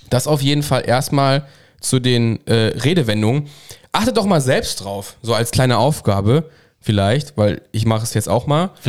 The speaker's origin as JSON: {"language": "German", "town": "Cologne", "region": "North Rhine-Westphalia", "country": "Germany", "said": "Ich als Kölner brauche ich jetzt nichts zu erzählen. Das ist definitiv die fünfte Jahreszeit, ja."}